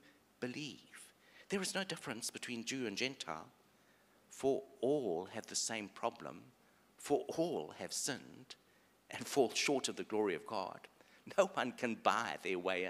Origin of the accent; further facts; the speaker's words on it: South Africa; I grew up in South Africa, white South African male.